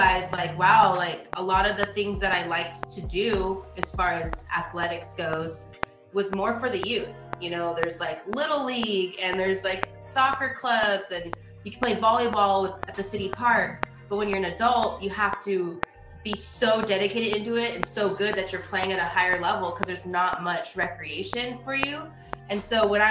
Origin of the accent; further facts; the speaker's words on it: Long Beach, California, United States; Long Beach, California